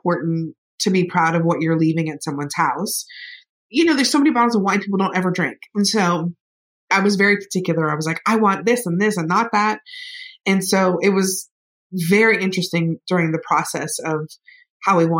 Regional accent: Florida, United States; I am an hour away from Georgia. We used to drive up to Valdosta to get Crystal Burgers. I am from the South.

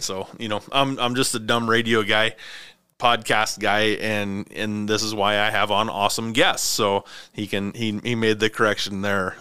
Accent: Clarkston, Washington, United States; moved away as an adult; also born or lived in California; Aaron and I grew up together in Clarkston, Washington

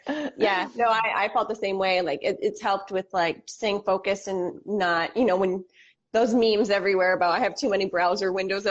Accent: Flint, Michigan, United States; the radio station that we grew up listening to in Flint, Michigan.

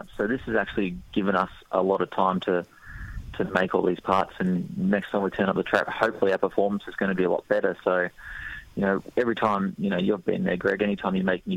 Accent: Australia; we're Australian

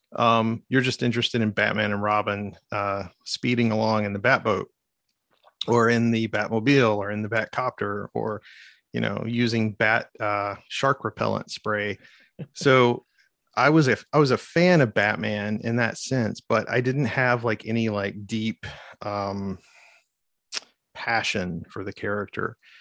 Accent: Arkansas, United States; I'm from Arkansas

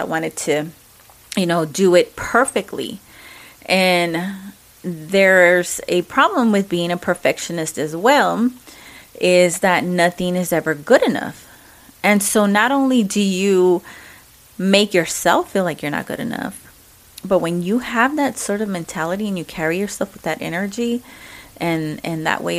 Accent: Mexico; accent: Mexican; English is a second language; Sorry, you know, my Mexican accent.

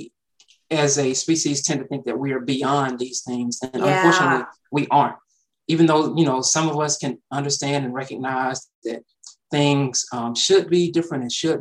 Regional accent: East Point, Georgia, United States; I grew up in the south side of Atlanta. So East Point specifically is close to the airport down here

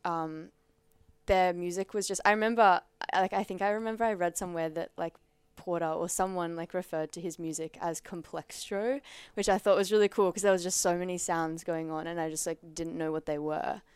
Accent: Central Coast, New South Wales, Australia; now in Sydney, Australia; I'm from the Central Coast

